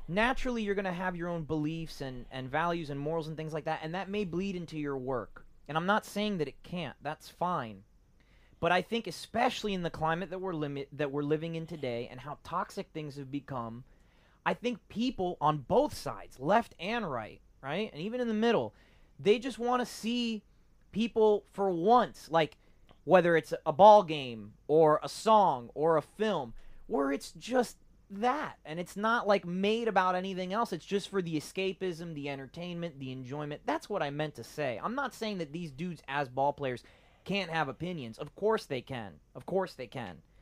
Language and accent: English; Miami, Florida, United States; my parents are Cuban. I was born in Miami